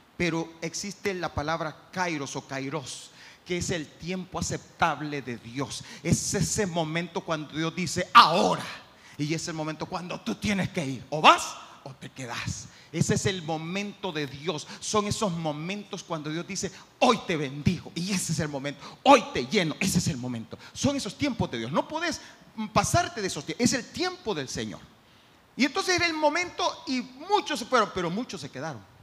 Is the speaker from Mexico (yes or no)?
no; El Salvador